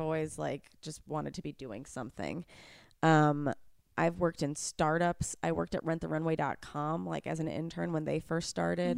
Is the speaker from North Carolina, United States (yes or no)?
no; New York, United States; I grew up in New York